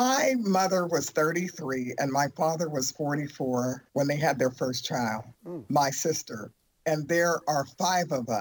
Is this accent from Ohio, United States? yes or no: yes; Youngstown, Ohio, United States; I grew up in Youngstown, Ohio.